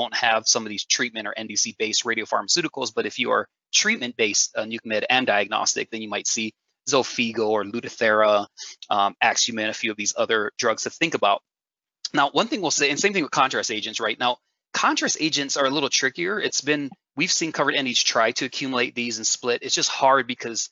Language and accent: English; Hawaii, United States; I'm from Hawaii